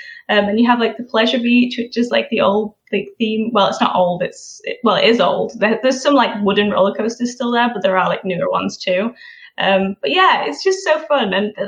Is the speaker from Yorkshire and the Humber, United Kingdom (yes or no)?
yes; Yorkshire and the Humber, United Kingdom; born there; So I was born in South Yorkshire, which is why I don't have like the typical Yorkshire accent.